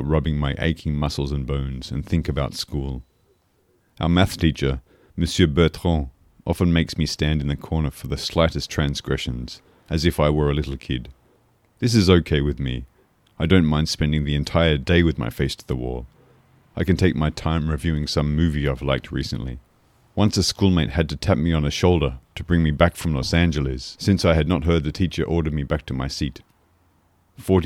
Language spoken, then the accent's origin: English; Australia; moved away as an adult; also born or lived in Paris, France; now in Poitiers, France; I'm from Australia, but I've been living in France for more than 10 years now, first in Paris and now in Poitiers